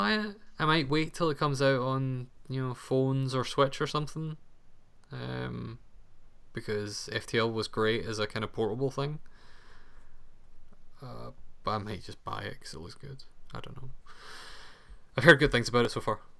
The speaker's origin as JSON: {"language": "English", "region": "Scotland", "country": "United Kingdom", "said": "as a Scottish person"}